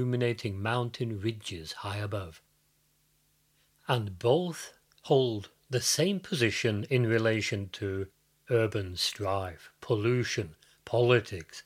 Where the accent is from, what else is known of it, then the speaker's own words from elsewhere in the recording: United Kingdom; also born or lived in Fredrikstad, Norway; now in Norway; Growing up in Britain